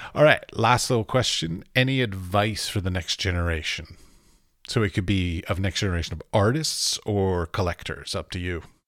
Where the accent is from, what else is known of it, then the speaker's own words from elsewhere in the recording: United States; I come from America